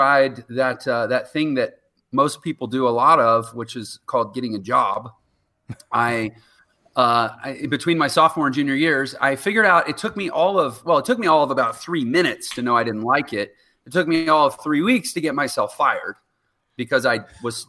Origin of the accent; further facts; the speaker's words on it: Houston, Texas, United States; I was from Houston, Texas, and I worked as a professional piano player in Houston all through my 20s